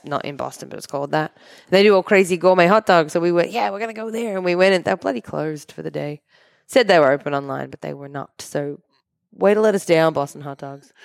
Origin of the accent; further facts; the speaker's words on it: Australia; moved away; we're from Australia